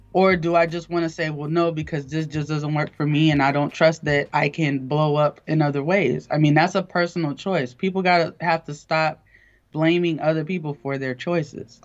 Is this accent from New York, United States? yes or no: no; Eatonville, Florida, United States; I'm from Eatonville, Florida, which is um, the oldest black incorporated town in America